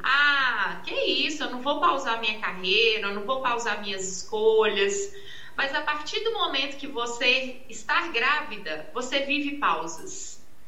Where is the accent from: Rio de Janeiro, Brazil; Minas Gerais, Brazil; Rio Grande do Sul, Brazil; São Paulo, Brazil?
Minas Gerais, Brazil; Arcos; sou aqui de Arcos, né? de Uma cidade do interior